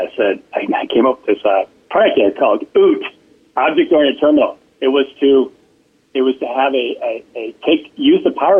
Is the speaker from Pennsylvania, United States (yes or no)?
no; Michigan, United States; Yeah, outside Detroit.